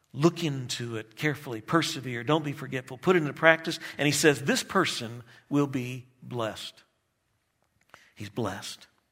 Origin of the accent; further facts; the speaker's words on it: Texas, United States; moved away; I grew up in Texas